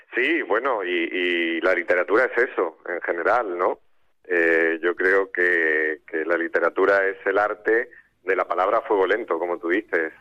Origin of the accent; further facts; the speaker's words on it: Marbella, Andalusia, Spain; me crié aquí en Marbella